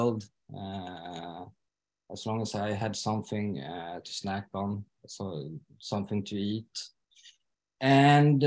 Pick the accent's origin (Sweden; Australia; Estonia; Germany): Sweden; Stockholm, Stockholm County; moved away as an adult; now in Falun, Sweden; I am from Stockholm from the beginning though, but I've been living here since 2013.